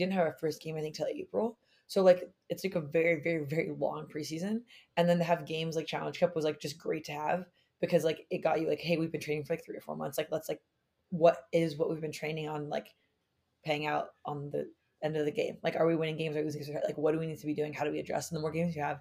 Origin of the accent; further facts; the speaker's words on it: California, United States; growing up in California too